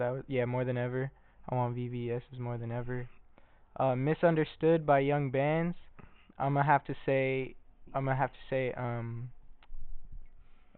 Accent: Hayward, California, United States; I'm from Hayward, California

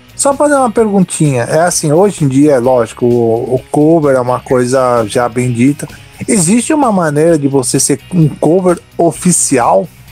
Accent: São Caetano do Sul, São Paulo, Brazil; eu sou de São Caetano

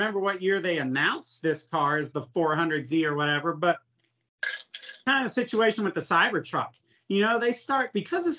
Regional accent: Florida, United States; I grew up in Florida

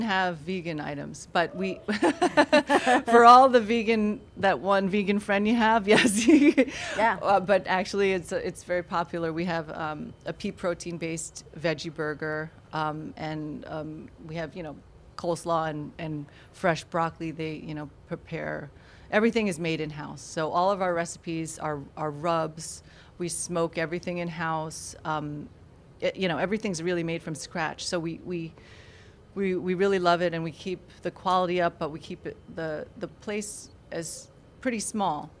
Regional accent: New York, United States; now in Florida, United States; I grew up in New York actually

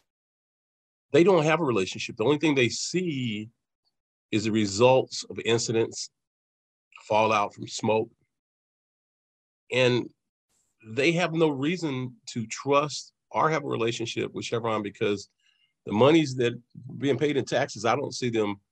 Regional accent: Oakland, California, United States; I'm from Oakland. I'm not from Richmond

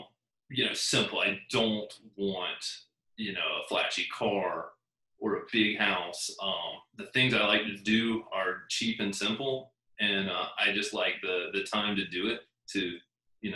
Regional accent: South Carolina, United States; now in Huntsville, United States; I grew up in South Carolina, about 20 miles from the beach.

